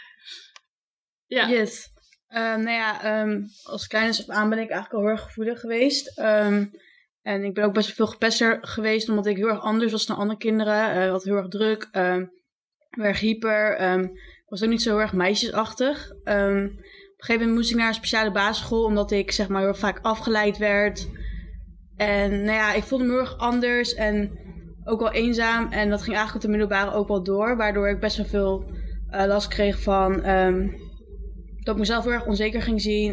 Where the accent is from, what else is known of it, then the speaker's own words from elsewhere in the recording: Zwolle, Overijssel, Netherlands; ik ben 21, ik kom uit Zwolle.